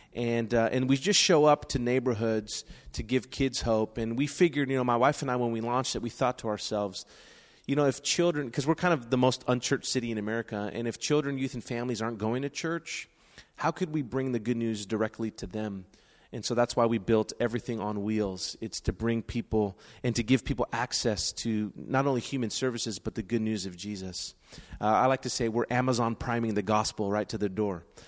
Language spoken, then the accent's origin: English; San Francisco, California, United States; I was born and raised in San Francisco, right here